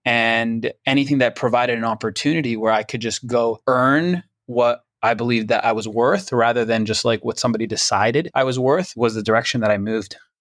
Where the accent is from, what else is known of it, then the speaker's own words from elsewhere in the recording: Toronto, Ontario, Canada; moved away; I'm originally from Toronto, Canada, so my family lived in Toronto